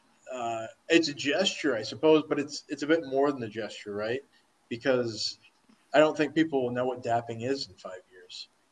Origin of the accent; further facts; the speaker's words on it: Omaha, Nebraska, United States; moved away; also born or lived in Malaysia; I'm from Omaha, anytime Omaha's mentioned in like a Hollywood film, they'll be like, oh, they said Omaha, that's us